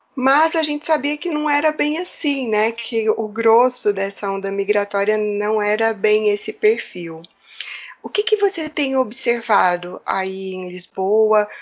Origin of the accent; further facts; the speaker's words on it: Brazil; moved away as an adult; now in Portugal; eu sou migrante, eu sou brasileira